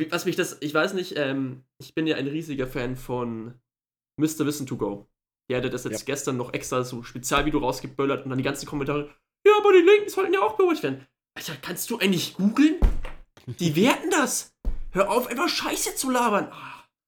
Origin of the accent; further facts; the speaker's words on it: Germany; wir als Deutsche